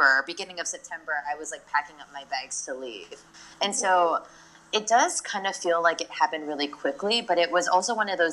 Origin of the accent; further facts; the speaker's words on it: Hawaii, United States; moved away as an adult; also born or lived in New York; now in Tokyo, Japan; I was like always really surrounded by like a strong Asian community growing up in Hawaii